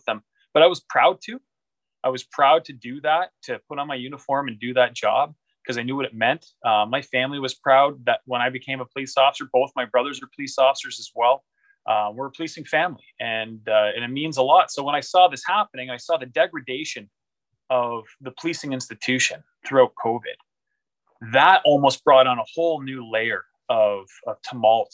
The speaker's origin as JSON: {"language": "English", "country": "Canada", "said": "as a Canadian"}